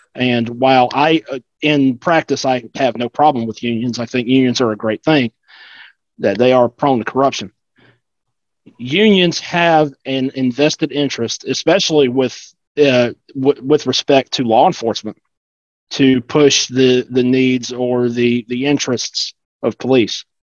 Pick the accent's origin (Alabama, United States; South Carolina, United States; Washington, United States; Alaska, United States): South Carolina, United States; now in Georgia, United States; I grew up in South Carolina